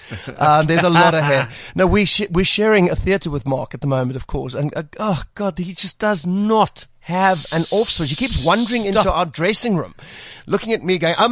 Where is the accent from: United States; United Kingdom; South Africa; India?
South Africa; born there; first language Afrikaans; English is a second language; I love the Afrikaans language. I was actually born, it was my first language.